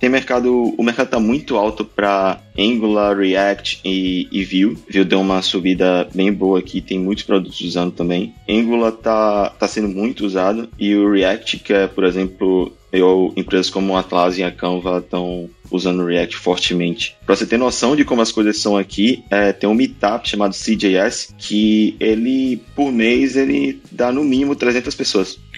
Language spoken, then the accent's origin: Portuguese; Salvador, Bahia, Brazil; now in Cronulla, Australia; Eu vim de Salvador, né? Tipo, praia pra mim era qualquer lugar que eu fosse. E agora viemos pra cá e tá, tá muito bem.